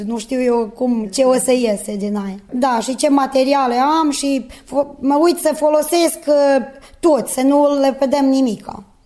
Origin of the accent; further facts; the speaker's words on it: Seleuš, Vojvodina, Serbia; sunt din Seleuș, sunt angajată la comunitatea locală din Seleuș